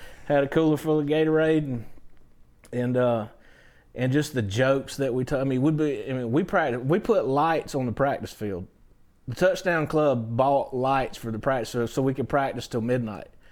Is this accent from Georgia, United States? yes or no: yes; Valdosta, Georgia, United States; I'm from Valdosta